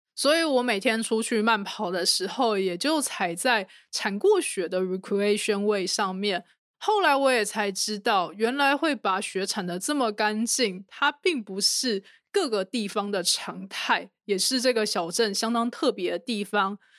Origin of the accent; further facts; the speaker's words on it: Taipei, Taiwan; moved away as an adult; now in United States; 我这个从小在台湾台北市长大的人